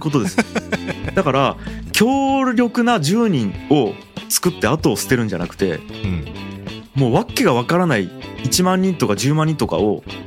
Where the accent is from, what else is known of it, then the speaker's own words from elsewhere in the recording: Fukuoka, Japan; 僕地元福岡なんで